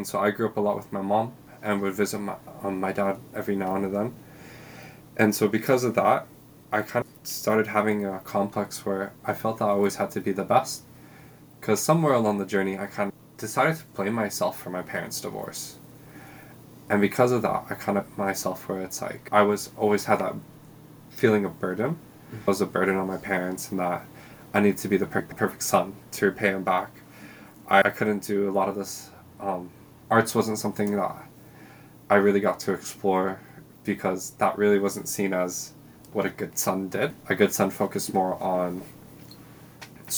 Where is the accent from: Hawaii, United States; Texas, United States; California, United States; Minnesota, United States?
Hawaii, United States; moved away as an adult; also born or lived in East Coast, United States; now in New Zealand; I was born in Hawaii